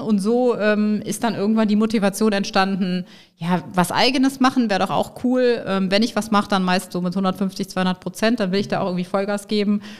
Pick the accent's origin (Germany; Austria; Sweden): Germany; Bonn, North Rhine-Westphalia; also born or lived in Nigeria; Also ich bin in Bonn geboren, mhm. rheinisches Mädchen, in der Tat noch in der Jugend oder Kindheit als Funke-Mariechen